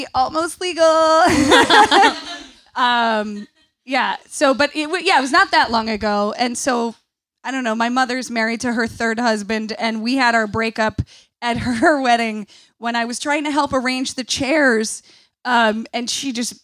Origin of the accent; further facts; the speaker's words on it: Central New York, United States; I grew up in Central New York